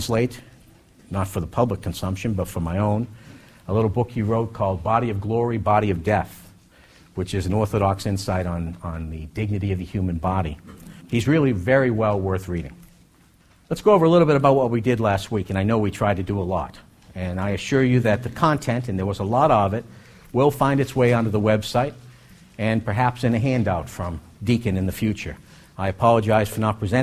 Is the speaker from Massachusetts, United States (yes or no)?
yes; Boston, Massachusetts, United States; now in Hampton Roads, United States; I grew up in Boston.